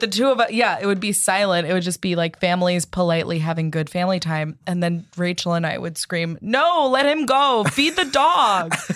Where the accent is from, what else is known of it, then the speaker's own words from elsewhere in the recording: East Coast, United States; I'm from the East Coast